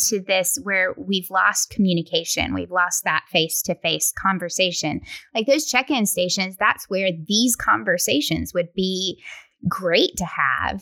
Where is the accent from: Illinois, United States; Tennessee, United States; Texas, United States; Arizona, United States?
Tennessee, United States; West; now in Middle Tennessee, United States; I'm from West Tennessee